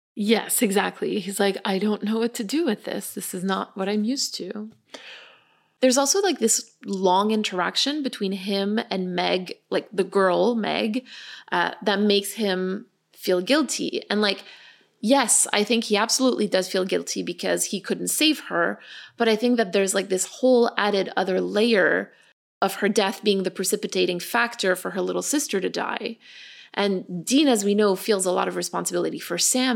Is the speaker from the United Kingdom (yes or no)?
no; Canada; we're Canadian